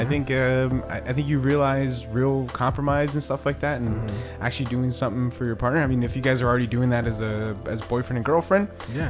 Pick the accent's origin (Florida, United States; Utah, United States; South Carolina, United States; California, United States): California, United States; Los Angeles; first language Spanish; English is a second language; also born or lived in Boyle Heights; So I grew up in City Terrace. Went to elementary school there, like at, you know, Robert F. Kennedy.